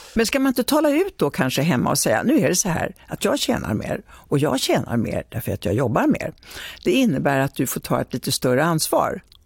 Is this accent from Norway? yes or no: no; Italy; now in Sweden; jag kommer från Italien